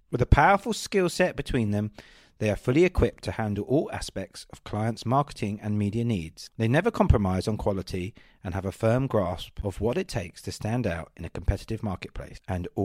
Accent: Kent, South East England, United Kingdom; I grew up in Kent.

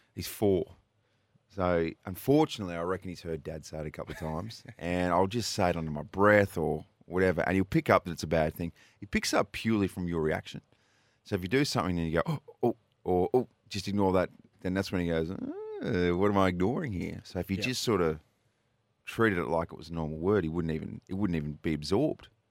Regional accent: New South Wales, Australia; now in Adelaide, Australia; They're from Wagga Wagga, New South Wales. I'm originally from New South Wales

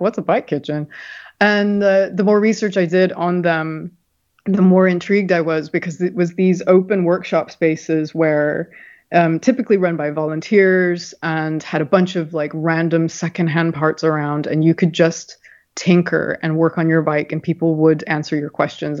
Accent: San Diego, California, United States; moved away as an adult; also born or lived in Berkeley, California; now in London, United Kingdom; I'm originally from California. As you can tell, I'm not from the UK. And uh, grew up in San Diego

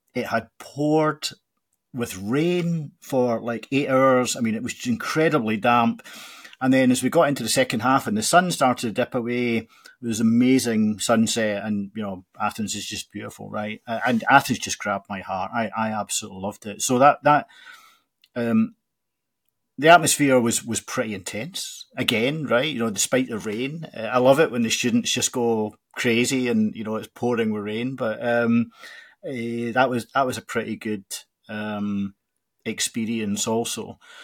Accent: Glasgow, Scotland, United Kingdom; growing up in Glasgow

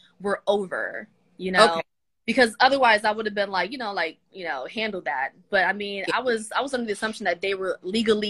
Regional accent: Atlanta, Georgia, United States; I am from Atlanta, Georgia.

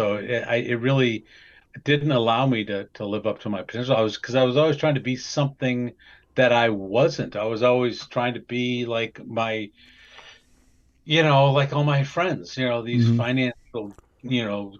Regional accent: Wisconsin, United States; Well, the thing is, when we were growing up in Wisconsin, first of all, so we had this kind of a long history on both sides of the family of alcohol abuse.

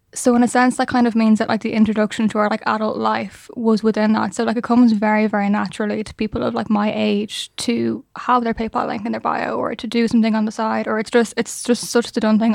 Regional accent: Ireland; We're Irish

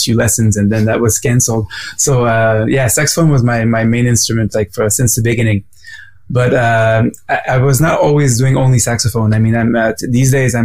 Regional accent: Quebec City, Quebec, Canada; now in Montreal, Canada; I was from Quebec City originally first before moving to Montreal

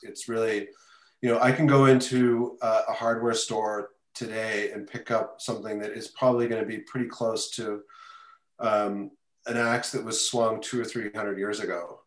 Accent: Canada; now in New York City, United States; I am originally from Canada, moved to New York about 25 years ago to New York City.

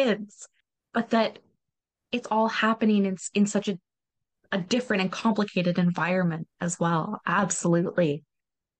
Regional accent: Canada; as a Canadian.

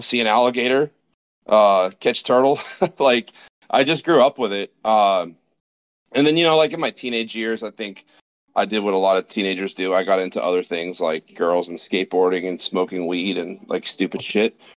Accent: Fort Lauderdale, Florida, United States; I'm from South Florida, Southeast Florida, originally born and raised

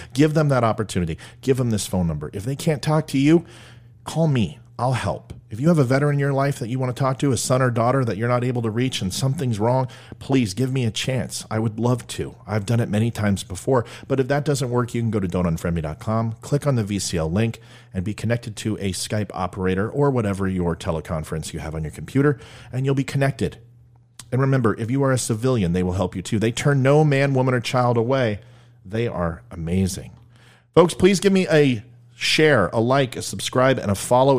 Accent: United States; I'm an American

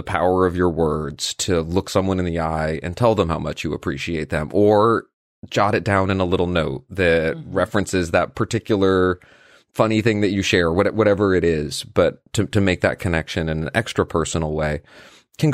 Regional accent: Brazil; English is a second language; Plus, the podcast has been an amazing resource for improving my English. I'm from Brazil

